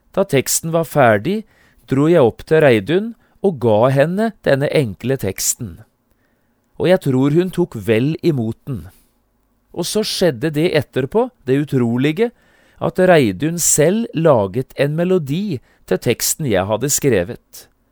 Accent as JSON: {"language": "Norwegian", "town": "Notodden", "region": "Telemark", "country": "Norway", "tie": "born or raised there", "said": "Notodden, hjembyen min"}